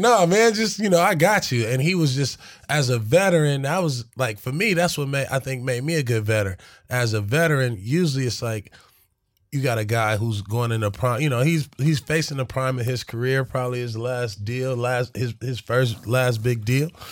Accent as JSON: {"language": "English", "town": "Los Angeles", "region": "California", "country": "United States", "tie": "born or raised there", "said": "being a young black kid, right, from South Central"}